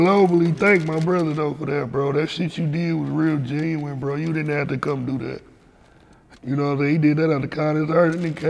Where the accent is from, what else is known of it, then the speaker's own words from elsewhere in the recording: Flint, Michigan, United States; This nigga came to my hometown, bro. He came to my hood store, man.